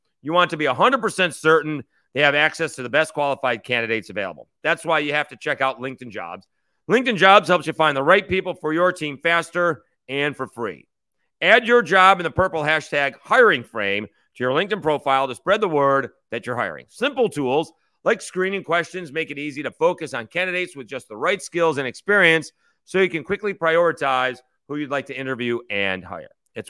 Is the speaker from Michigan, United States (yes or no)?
no; Syracuse, New York, United States; also born or lived in Oswego, New York; I'm from Syracuse.